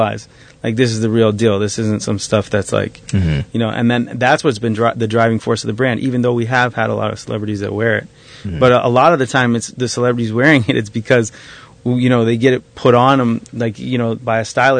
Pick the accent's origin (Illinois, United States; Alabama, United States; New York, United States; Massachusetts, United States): Massachusetts, United States; Boston; I'm from Boston